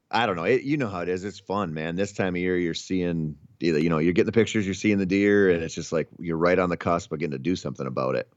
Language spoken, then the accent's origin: English; Minnesota, United States; I grew up in Minnesota